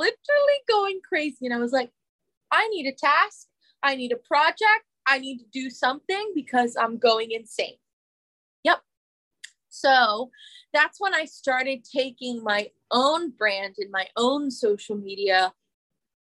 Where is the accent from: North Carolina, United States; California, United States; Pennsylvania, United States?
Pennsylvania, United States; moved away as an adult; also born or lived in New York City; I came home from New York City to Pennsylvania during the pandemic